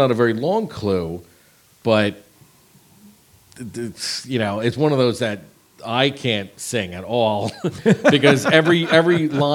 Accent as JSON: {"language": "English", "area": "Jersey Shore", "region": "New Jersey", "country": "United States", "tie": "born or raised there", "said": "growing up on the Jersey Shore"}